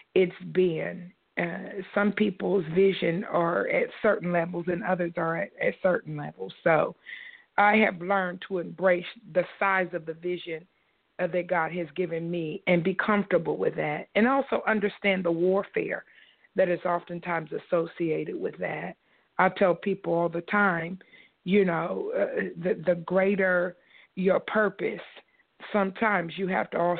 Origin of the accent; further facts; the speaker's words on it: Columbus, Ohio, United States; our church is located in Columbus, Ohio, which is my hometown for both my husband